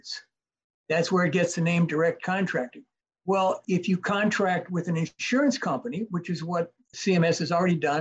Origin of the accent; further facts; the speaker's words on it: Minnesota, United States; from my home state, Minnesota